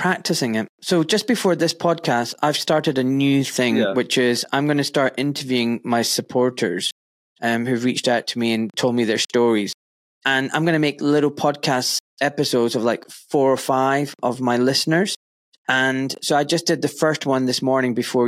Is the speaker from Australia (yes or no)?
no; Scotland, United Kingdom; I was born in Scotland in 1975. To parents from Pakistan.